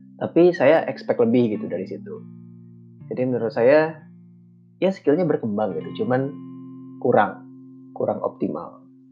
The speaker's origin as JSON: {"language": "Indonesian", "town": "Bandung", "region": "West Java", "country": "Indonesia", "tie": "born or raised there", "also_born_or_lived": "Central Kalimantan", "moved": "as an adult", "said": "saya dibesarkan di Bandung dengan budaya yang seperti itu"}